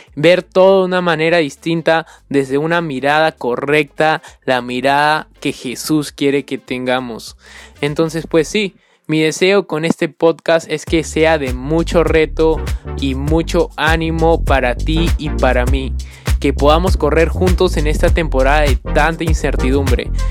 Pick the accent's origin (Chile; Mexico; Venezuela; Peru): Peru; soy peruano